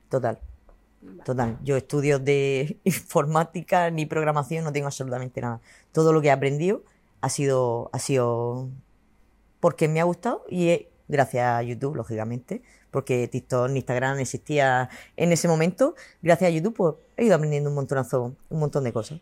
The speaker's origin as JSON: {"language": "Spanish", "town": "Cartagena", "region": "Region of Murcia", "country": "Spain", "said": "yo soy cartagenera, murciana, a muerte"}